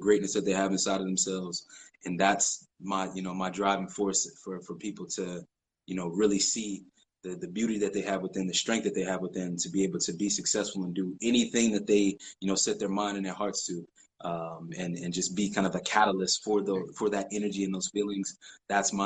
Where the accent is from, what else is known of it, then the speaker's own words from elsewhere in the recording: Florida, United States; moved away as an adult; also born or lived in Ohio; now in Japan; I grew up in Florida